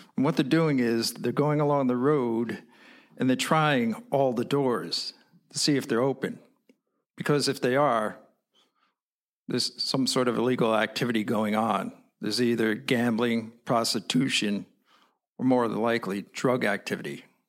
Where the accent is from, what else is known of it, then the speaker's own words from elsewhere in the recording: New York, United States; I'm an American. So I say, New York